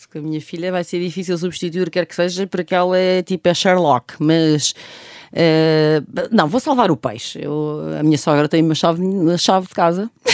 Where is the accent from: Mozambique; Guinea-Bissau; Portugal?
Portugal; Coimbra, Centro; Eu nasci hum. com, com pé na praia no Mossul e depois sou de Coimbra